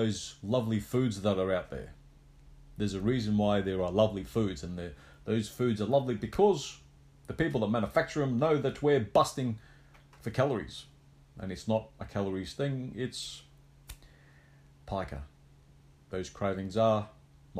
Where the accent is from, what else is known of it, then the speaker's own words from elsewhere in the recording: Australia; I was the only Aussie left in the semis